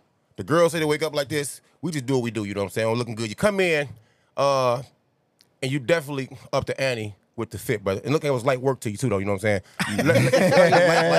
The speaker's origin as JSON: {"language": "English", "town": "Chicago", "region": "Illinois", "country": "United States", "said": "I scream West Side. I scream 299 because the kids say 290."}